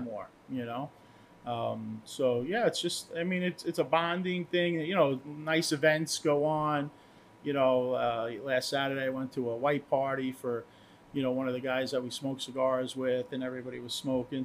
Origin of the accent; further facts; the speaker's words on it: Port Jefferson, New York, United States; I grew up in Port Jeff